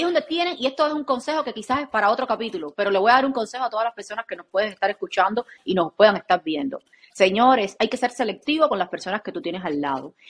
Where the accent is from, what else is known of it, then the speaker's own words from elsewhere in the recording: Cuba; soy cubana